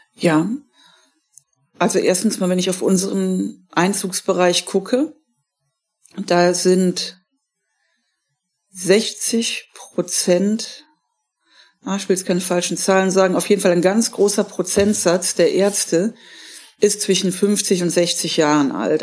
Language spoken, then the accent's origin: German; Germany; bei uns in Deutschland